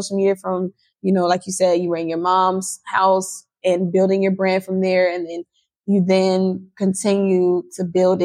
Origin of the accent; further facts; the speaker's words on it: Baltimore, Maryland, United States; I'm from Baltimore. I'm from Baltimore